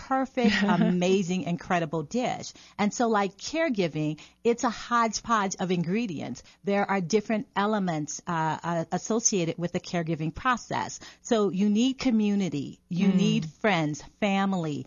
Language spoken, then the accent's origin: English; New Orleans, Louisiana, United States; I'm from New Orleans